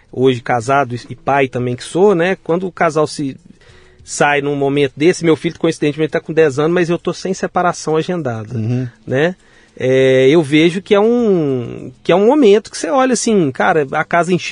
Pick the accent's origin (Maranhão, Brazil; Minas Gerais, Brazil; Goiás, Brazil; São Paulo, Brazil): Minas Gerais, Brazil; Belo Horizonte; Nasci em BH. Nasci, nasci em BH